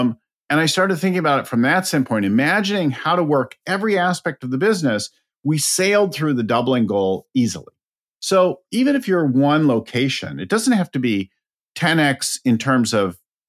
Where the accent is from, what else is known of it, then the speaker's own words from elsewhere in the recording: California, United States; I'm from California, right?